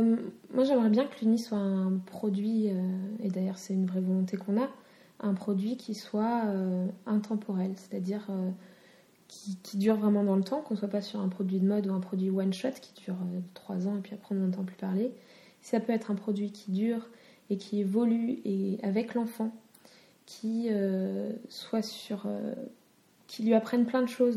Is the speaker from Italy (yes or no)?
no; France; je suis citoyenne de France